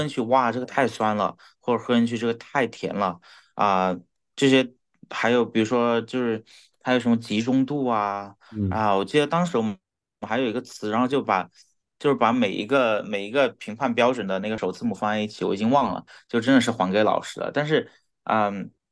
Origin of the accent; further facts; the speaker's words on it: Chongqing, China; moved away as an adult; now in New York, United States; 我们在这里长大